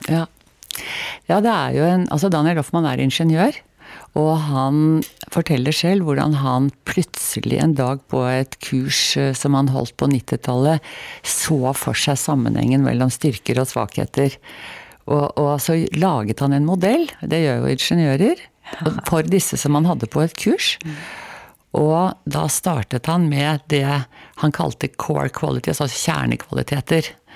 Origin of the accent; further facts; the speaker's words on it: Oslo, Norway; Jeg vokste opp eh, helt i Eh, kjernen, altså på grensen til Nordmarka. Og det, der var det en slalåmbakke som er nedlagt nå, som heter Rødkleiva